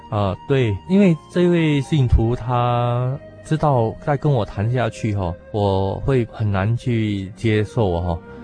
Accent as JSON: {"language": "Chinese", "country": "Singapore", "moved": "as an adult", "lives_now": "Taiwan", "said": "我是来自新加坡的"}